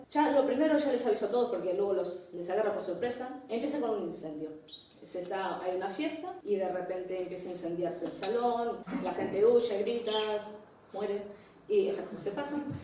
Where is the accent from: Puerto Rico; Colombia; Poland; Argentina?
Argentina; now in Ferrol, Spain; soy argentina, hace 20 años que estoy viviendo acá en Ferrol